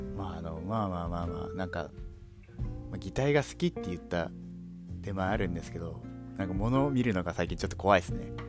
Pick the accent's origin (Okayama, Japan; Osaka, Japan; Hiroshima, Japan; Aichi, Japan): Hiroshima, Japan; 僕地元が広島なんですけど